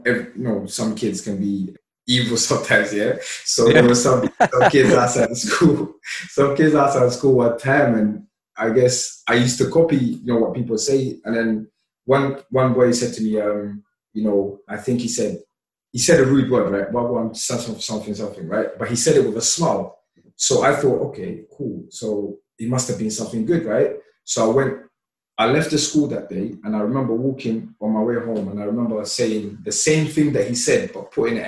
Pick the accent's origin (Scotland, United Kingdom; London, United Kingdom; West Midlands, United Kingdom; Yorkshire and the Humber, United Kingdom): London, United Kingdom; English is a second language; also born or lived in Somalia; I came here as a really young boy, and growing up in London